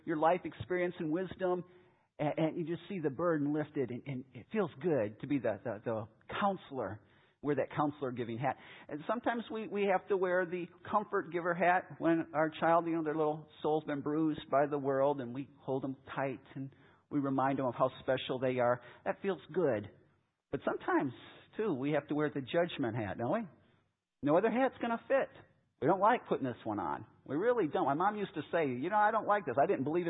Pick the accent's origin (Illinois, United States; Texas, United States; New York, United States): Illinois, United States; Chicago; moved away; I grew up in Chicago